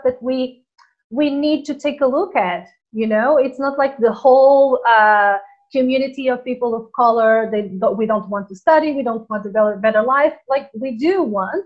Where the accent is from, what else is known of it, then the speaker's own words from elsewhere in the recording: Portugal; moved away as an adult; also born or lived in Angola / Tenerife; I was born in Angola, in Africa, and then I went to Portugal, that's where I was raised, and that's where I lived until I was a grown up. Then I moved to Tenerife